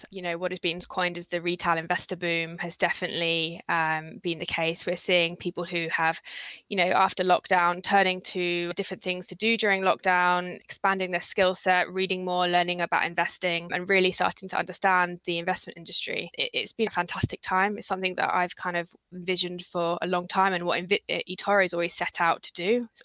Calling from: Chelmsford, East of England, United Kingdom; also born or lived in London; I'm speaking from uh, Chelmsford in Essex at the moment, having just slightly moved back from London temporarily.

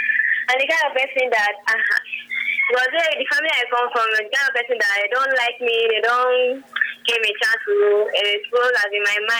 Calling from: Italy; Calling from Italy.

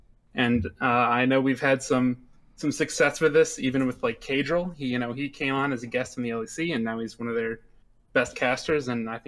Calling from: Troy, Michigan, United States; I'm calling from Troy, Michigan.

